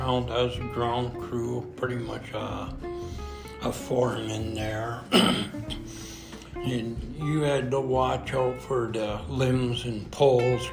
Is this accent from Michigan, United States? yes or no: yes; Marquette, Michigan, United States; I'm from Marquette, Michigan.